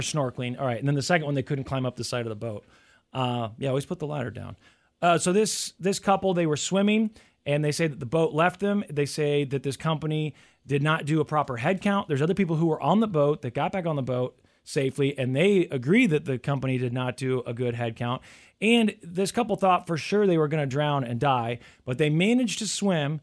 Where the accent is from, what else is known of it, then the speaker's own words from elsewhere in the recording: United States; growing up in the United States